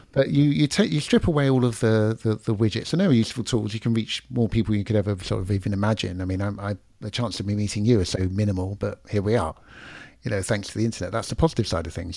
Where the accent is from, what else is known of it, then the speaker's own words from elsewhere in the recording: London, United Kingdom; accent: London; now in Florida, United States; I'm in Florida now, and people will, uh, f, still to this day, I, I slow down how I speak. I, I try and, you know, I've still got the London accent